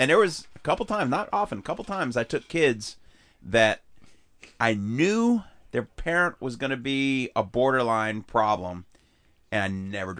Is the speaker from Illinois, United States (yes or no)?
yes; Chicago, Illinois, United States; moved away; I grew up in Chicago playing baseball.